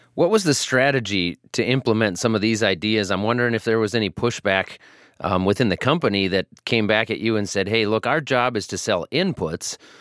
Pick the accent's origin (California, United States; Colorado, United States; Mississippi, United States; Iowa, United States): Iowa, United States; I'm from Iowa.